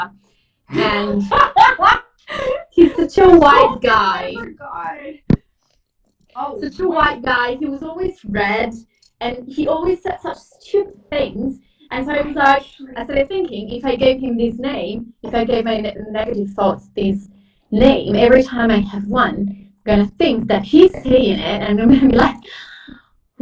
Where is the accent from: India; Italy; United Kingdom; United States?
Italy; moved away; I grew up in a small town that never helps with anything. I grew up in Italy